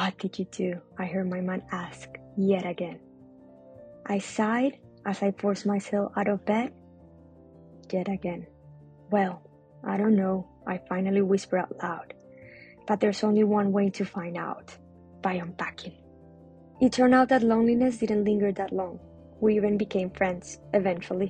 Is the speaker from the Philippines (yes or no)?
no; Colombia; English is a second language; moved away as an adult; now in Melbourne, Australia; I'm from Colombia